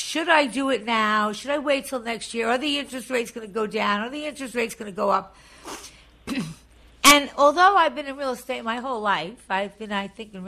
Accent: Long Island, New York, United States; I was originally from Long Island

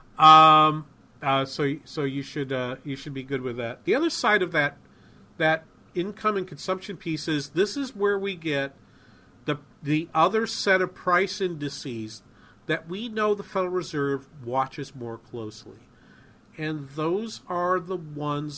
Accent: New England, United States; moved away; I grew up in New England

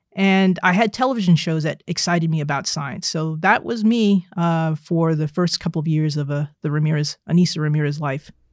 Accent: New Jersey, United States; I was a nerdy little African-American girl growing up in New Jersey

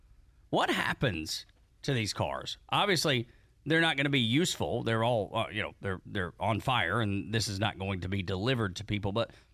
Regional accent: Georgia, United States; Easy, I'm from Whitfield County.

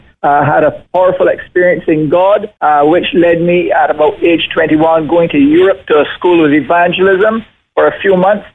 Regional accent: Barbados; moved away as an adult; also born or lived in Trinidad / Jamaica; now in Australia; most of my first 25 years were spent in Barbados, but also because my dad worked in other islands. I lived in Trinidad, I lived in Jamaica

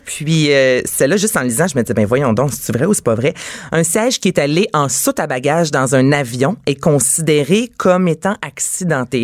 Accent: Quebec, Canada; chez nous au Québec

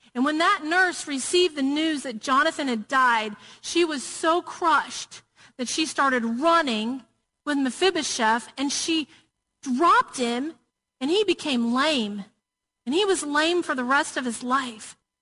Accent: Murfreesboro, Tennessee, United States; I grew up in Murfreesboro, Tennessee

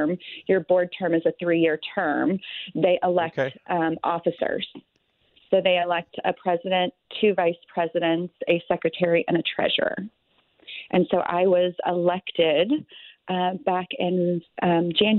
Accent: St. Louis, Missouri, United States; I grew up in South County

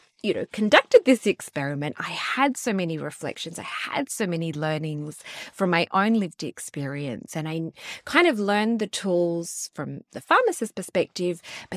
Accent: Sydney, New South Wales, Australia; So we are from Sydney, but we moved to the Gold Coast, to Cairns, to Perth, setting up our businesses.

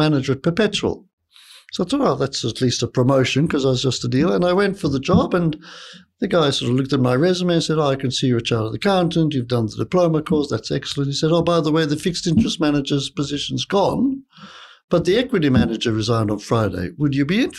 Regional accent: Malta; moved away as an adult; also born or lived in London, United Kingdom; now in Sydney, Australia; I'm originally from Malta. I went to London to study

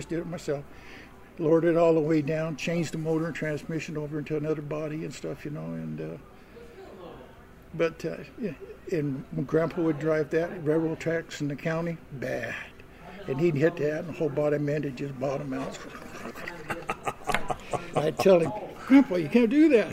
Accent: Utah, United States; moved away; I'm from Utah

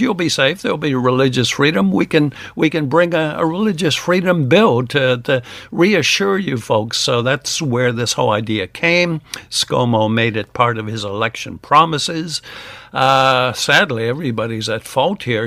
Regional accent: United States; now in Australia; I'm an American

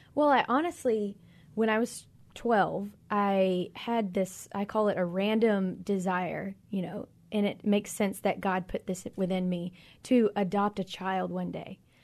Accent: Magee, Mississippi, United States; moved away as an adult; now in Philippines; we actually both grew up in McGee, Mississippi, a very small town south of Jackson

